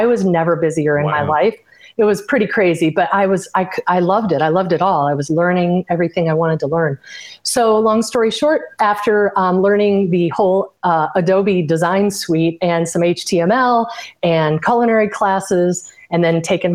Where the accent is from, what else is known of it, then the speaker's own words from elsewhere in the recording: Illinois, United States; I grew up in Illinois in the Midwest, and I attended all public school there